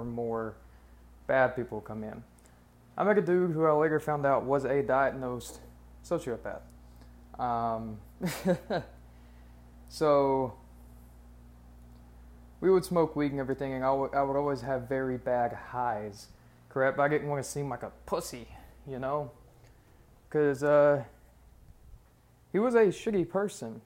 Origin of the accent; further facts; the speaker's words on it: Alabama, United States; I'm from Alabama.